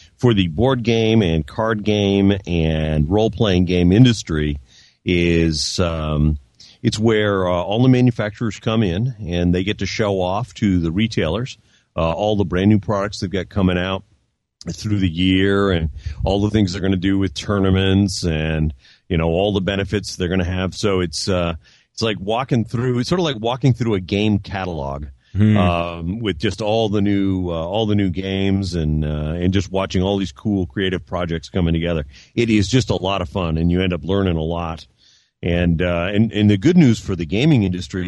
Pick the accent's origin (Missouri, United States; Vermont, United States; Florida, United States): Vermont, United States; Burlington; I grew up in Burlington.